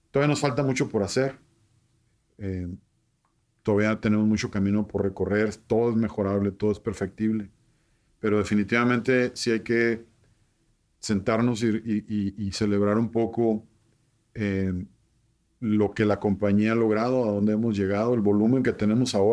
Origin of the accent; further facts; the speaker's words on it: Nogales, Sonora, Mexico; Entonces, Nogales lo veo muy identificado, pues sí, nos encanta divertirnos, somos gente apasionada, sonorense